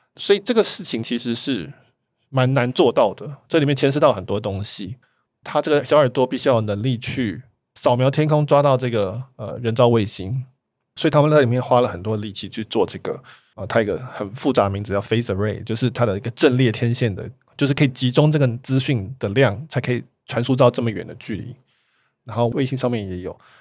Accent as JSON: {"language": "Chinese", "country": "Taiwan", "said": "我们台湾人比较难想象，因为台湾是一个科，我们叫网科技岛"}